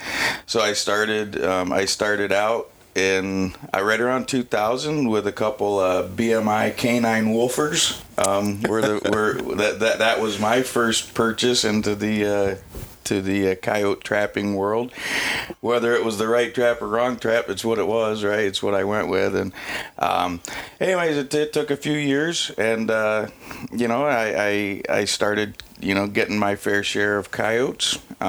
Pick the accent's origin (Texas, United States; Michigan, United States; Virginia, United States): Michigan, United States; I grew up in Michigan, right? So here in Escanaba, you know, in the home state of Michigan